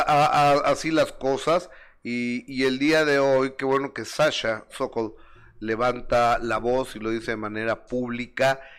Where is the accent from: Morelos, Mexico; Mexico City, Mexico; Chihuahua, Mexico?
Mexico City, Mexico; de la colonia Roma, de la Ciudad de México donde viví hasta los 16 años